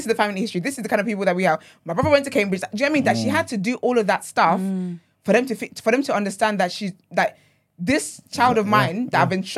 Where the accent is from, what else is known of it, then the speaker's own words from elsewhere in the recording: Nigeria; now in United Kingdom; Yeah, I think my experience is definitely different because, like, I grew up in Nigeria and then I moved here.